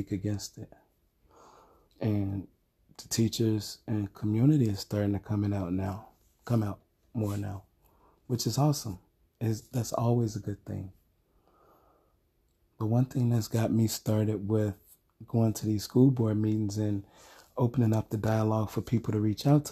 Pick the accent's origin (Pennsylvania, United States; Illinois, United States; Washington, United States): Illinois, United States; Chicago; where I grew up in Chicago